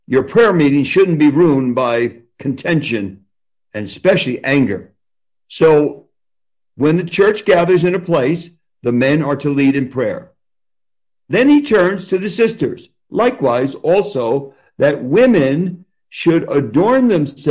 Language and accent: English; New Jersey, United States; I do talk fast because I'm from New Jersey. People in New Jersey talk very fast